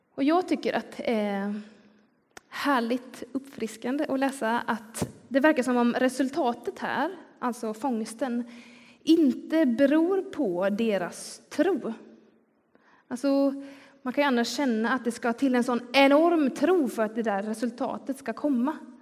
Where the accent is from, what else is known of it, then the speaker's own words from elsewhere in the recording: Skillinge, Skåne, Sweden; accent: Scanian (skånska); now in Gothenburg, Sweden; Jag kommer nämligen från Skillinge som ligger längst ner på Skånes östkust. Så även om jag har bott i Göteborg i, i ganska många år nu så kan den där skånskan eh, titta fram ändå